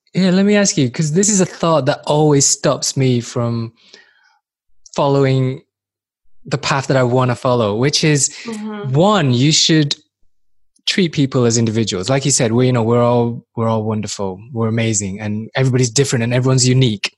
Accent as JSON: {"language": "English", "town": "Manchester", "region": "North West England", "country": "United Kingdom", "tie": "born or raised there", "also_born_or_lived": "Far East / Newcastle", "moved": "as an adult", "lives_now": "Helsinki, Finland", "said": "I was born in Far East. I grew up in Manchester, England, and most people see me as a mank as a Mancunian"}